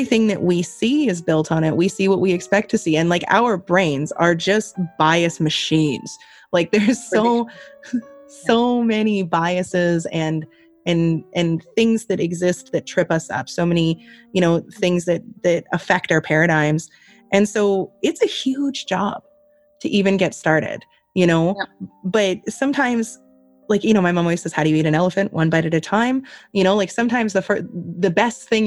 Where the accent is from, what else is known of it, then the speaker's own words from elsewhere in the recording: Canada; I'm Canadian